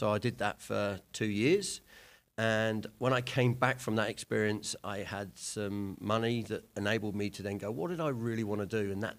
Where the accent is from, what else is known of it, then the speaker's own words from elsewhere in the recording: England, United Kingdom; So I played back, because I'm obviously from England.